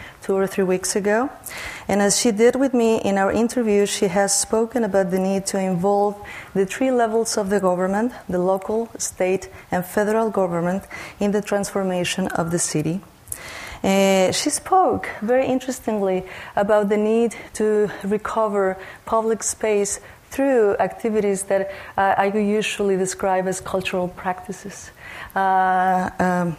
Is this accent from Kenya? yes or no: no; Tamaulipas, Mexico; moved away; my home state